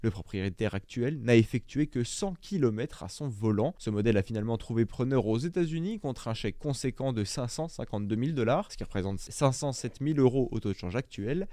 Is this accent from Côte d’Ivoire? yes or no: no; France; chez nous en France